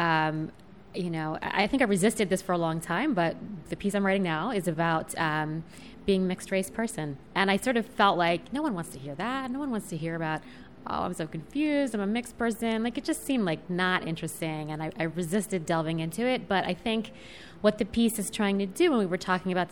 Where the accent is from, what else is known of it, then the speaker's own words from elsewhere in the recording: central Pennsylvania, United States; I grew up in central Pennsylvania